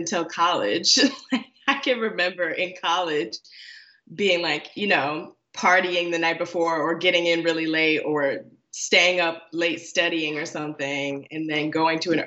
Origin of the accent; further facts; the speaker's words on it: Chicago, Illinois, United States; now in Washington, D.C., United States; I was born and raised in Chicago and the surrounding suburbs.